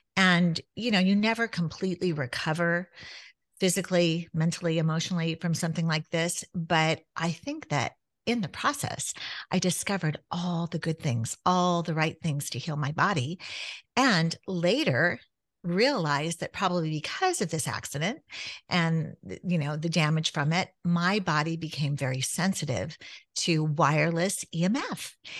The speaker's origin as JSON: {"language": "English", "region": "Southern California", "country": "United States", "tie": "born or raised there", "said": "growing up in Southern California where you could hit the beach in an hour"}